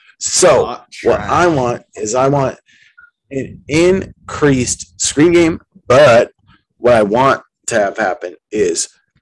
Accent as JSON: {"language": "English", "town": "Yakima", "region": "Washington", "country": "United States", "said": "I'm from Yakima."}